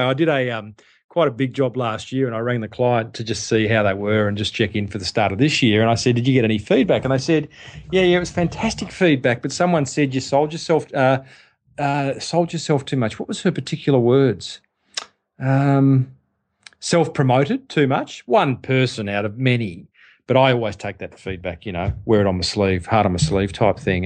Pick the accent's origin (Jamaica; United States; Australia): Australia; I was an Australian